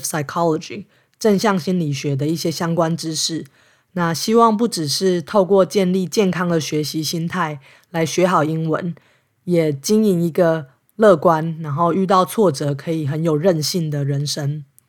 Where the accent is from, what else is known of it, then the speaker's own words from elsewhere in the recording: Taiwan; moved away as an adult; now in Los Angeles, United States; 我是一个在台湾长大、接受教育，在超过三十岁才因为进修搬到美国的台湾人